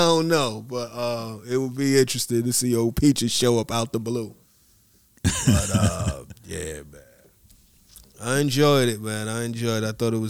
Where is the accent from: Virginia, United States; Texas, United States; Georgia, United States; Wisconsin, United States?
Georgia, United States; Atlanta; You from Budapest. I'm from Atlanta.